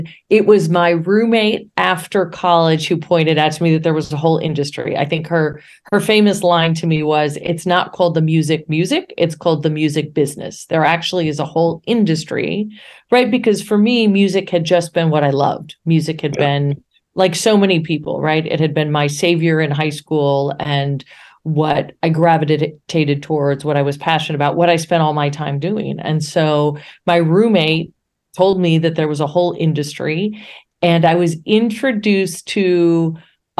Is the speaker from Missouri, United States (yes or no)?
no; Buffalo, New York, United States; moved away; I grew up in Buffalo, New York